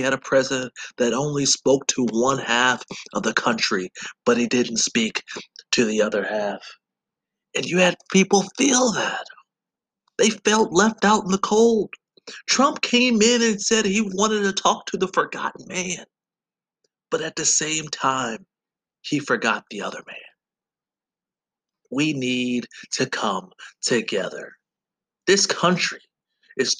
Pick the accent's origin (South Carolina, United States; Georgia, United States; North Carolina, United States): Georgia, United States; moved away; I said, yes, I am from Georgia.